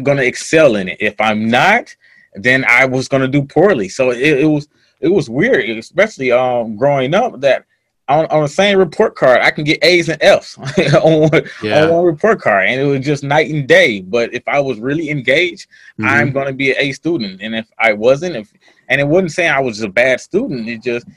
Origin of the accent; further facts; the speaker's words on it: Joliet, Illinois, United States; moved away as an adult; also born or lived in Los Angeles / Atlanta; I grew up in Joliet, Illinois. It's about 30, 45 minutes outside of Chicago